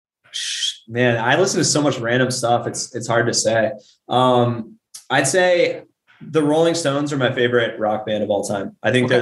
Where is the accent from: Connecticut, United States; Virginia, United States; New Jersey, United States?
Virginia, United States; Richmond; I'm from Richmond